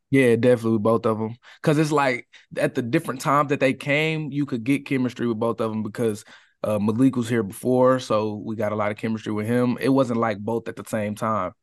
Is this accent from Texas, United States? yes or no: yes; Katy, Texas, United States; I grew up in the Katy area